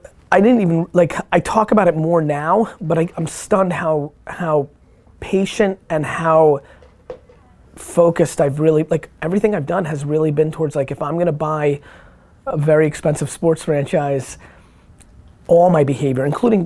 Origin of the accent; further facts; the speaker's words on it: Edison, Hunterdon County, New Jersey, United States; when I moved from Edison, New Jersey to Hunterdon County, New Jersey, which in 1990